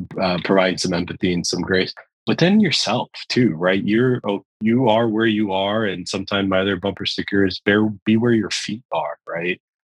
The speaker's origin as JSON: {"language": "English", "region": "New York", "country": "United States", "said": "I'm a New Yorker at heart."}